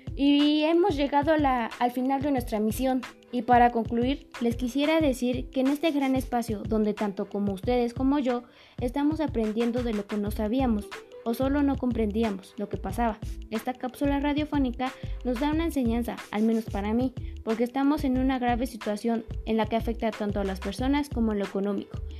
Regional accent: Mexico; nosotros como mexicanos

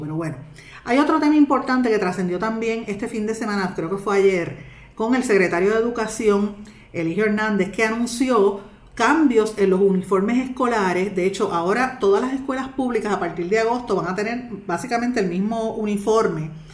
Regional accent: Guaynabo, Puerto Rico; mi pueblo de Guaynabo

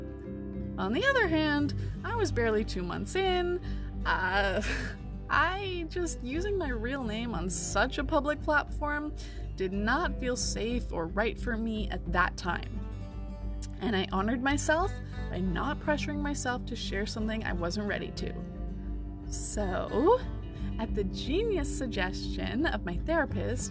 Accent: Canada; I'm Canadian

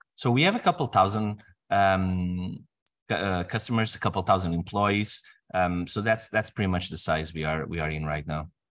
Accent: Portugal; moved away as an adult; I'm from Portugal.

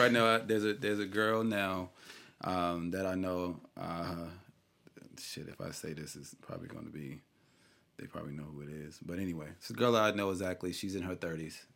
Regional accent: New York, United States; I'm from New York

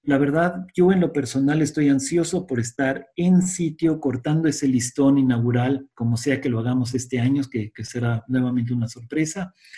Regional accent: Mexico; vamos a salir adelante como mexicanos

